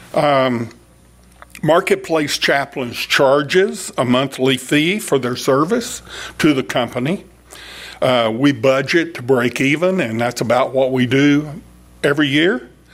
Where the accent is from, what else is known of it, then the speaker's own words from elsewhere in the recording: Fort Worth, Texas, United States; I was born in Fort Worth. My grandfather was in Fort Worth. My father worked in Fort Worth. And I started off working at Bell Helicopter in Fort Worth